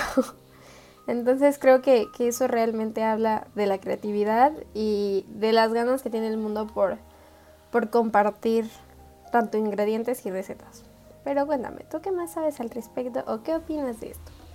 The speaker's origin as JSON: {"language": "Spanish", "country": "Mexico", "said": "soy mexicana"}